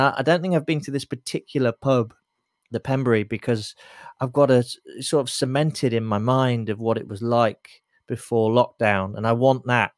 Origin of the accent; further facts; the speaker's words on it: Lincoln, East Midlands, United Kingdom; now in London, United Kingdom; as a Londoner, as a proud Londoner, you know, I was born in Lincoln and I'm, I'm proud to be from Lincoln